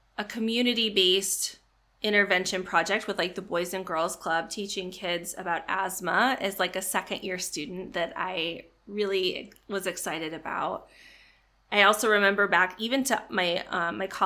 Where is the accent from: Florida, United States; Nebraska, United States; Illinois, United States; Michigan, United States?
Illinois, United States; I grew up in Illinois, kind of the not Chicago part of Illinois.